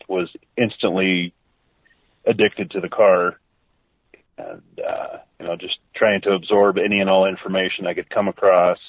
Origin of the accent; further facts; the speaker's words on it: Montana, United States; now in Seattle, United States; I'm from Montana originally